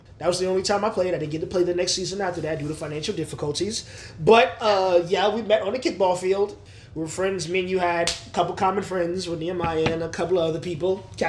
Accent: Ann Arbor, Michigan, United States; also born or lived in LaGrange; now in Atlanta, United States; I am originally from Ann Arbor, Michigan, but I was born here in Atlanta, Georgia. Spent a lot of time in LaGrange.

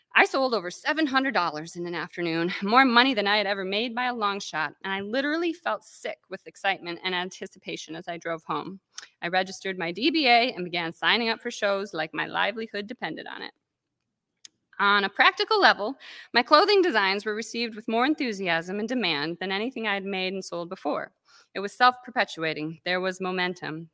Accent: Calumet, Michigan, United States; now in Traverse City, United States; I grew up on the Keweenaw Peninsula

